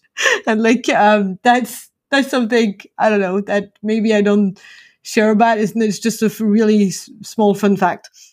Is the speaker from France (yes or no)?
yes; France; now in Atlanta, United States; I'm originally from France, and I'm joining you today from Atlanta in the U S.